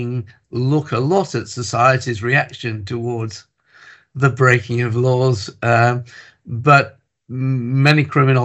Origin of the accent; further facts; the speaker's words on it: England, United Kingdom; moved away as an adult; now in Wales, United Kingdom; I was born in England. I have lived and worked since 1975 in Wales.